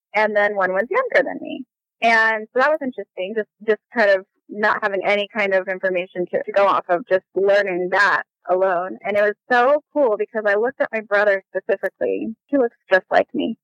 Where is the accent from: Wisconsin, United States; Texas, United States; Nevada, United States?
Nevada, United States; Las Vegas; moved away as an adult; also born or lived in Bolivar, Missouri; now in Vancouver, Washington, United States; we moved when I was nine months old all the way to Las Vegas, Nevada. And that is where I was raised my whole